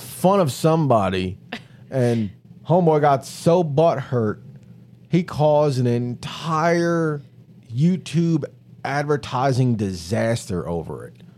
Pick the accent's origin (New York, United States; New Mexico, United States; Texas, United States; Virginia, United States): New York, United States; New York City; I was born and raised in New York City